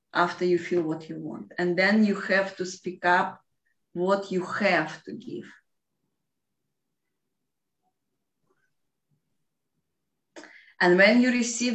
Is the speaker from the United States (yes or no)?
no; Russia; English is a second language; I'm from Russia